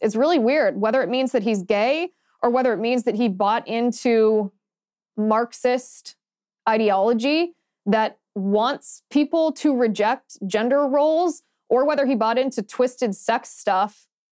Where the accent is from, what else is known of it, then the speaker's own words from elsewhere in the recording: Ohio, United States; moved away; I grew up in the Midwest